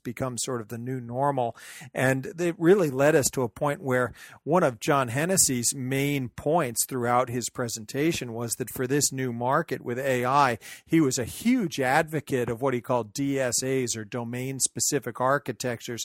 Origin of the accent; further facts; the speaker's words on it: Mountain View, California, United States; my hometown of Mountain View, California